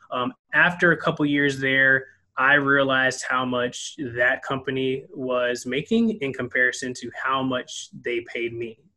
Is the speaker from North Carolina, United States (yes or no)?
yes; Fayetteville, North Carolina, United States; also born or lived in California / Korea / New Jersey / Texas; now in Washington, United States; I'm originally from Fayetteville, North Carolina, so I'm a military brat. Have kind of traveled to a lot of places: uh, California, Korea, uh, Jersey, Texas, uh, Maryland.